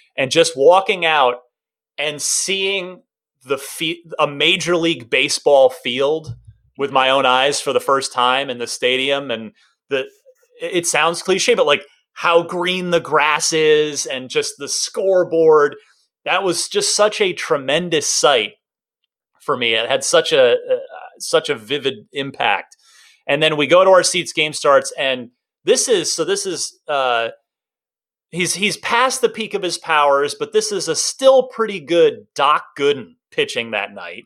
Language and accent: English; Arizona, United States; also born or lived in New Jersey; I'm originally from New Jersey, uh, grew up a Mets fan, like I said, but really kind of, we moved to Arizona